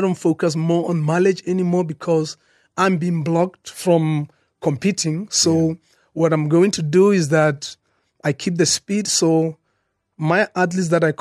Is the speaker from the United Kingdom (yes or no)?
no; South Africa; as a South African